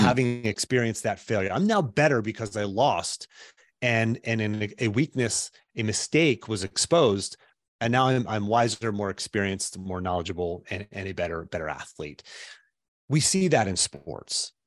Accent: Pittsburgh, Pennsylvania, United States; moved away as an adult; now in Charlottesville, United States; I grew up in Pittsburgh

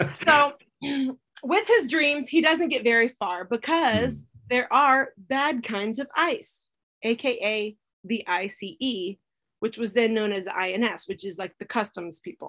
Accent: Colorado, United States; I grew up in Colorado

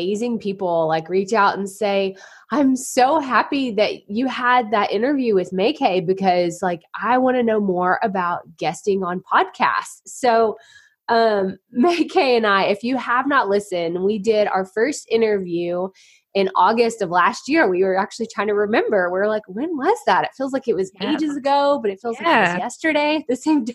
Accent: Texas, United States; I'm from Texas

